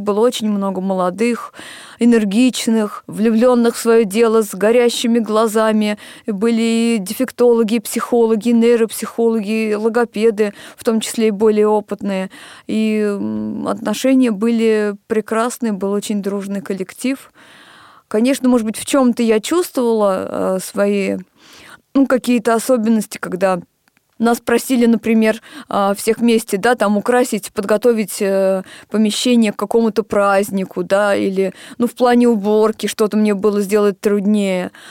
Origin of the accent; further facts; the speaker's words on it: Moscow, Russia; Я родилась в Москве, поэтому мои университеты начались со специализированного